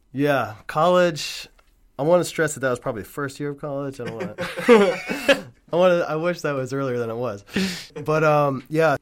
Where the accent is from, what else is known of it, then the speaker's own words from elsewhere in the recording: Red Hook, New York, United States; also born or lived in Rhinecliff, New York / Rhinebeck, New York; I grew up in Red Hook, but I also lived for like five, for like six years in Rhinecliff